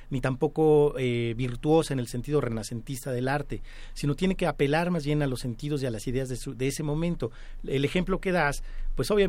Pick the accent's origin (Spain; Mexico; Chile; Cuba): Mexico; Mexico City; los pedregales de Coyoacán, donde yo nací